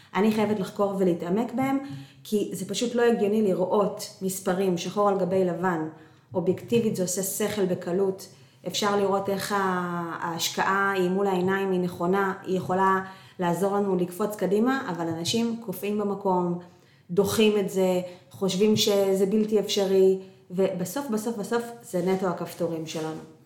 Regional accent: Northern District, Israel; moved away; אנחנו במקור מהצפון

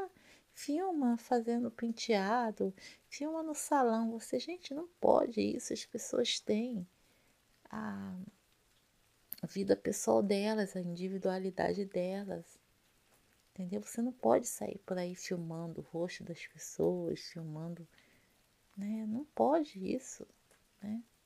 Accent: Rio de Janeiro, Brazil; now in Rio de Janeiro state, Brazil; eu sou carioca, carioca da Gema, tá? Nasci no Rio de Janeiro em 1972

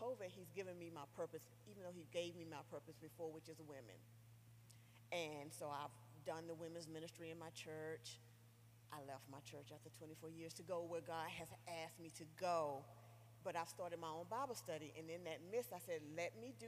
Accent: Goldsboro, North Carolina, United States; now in Baltimore, United States; I am originally from Goldsboro, North Carolina. I now, though, live in outside of Baltimore, Maryland

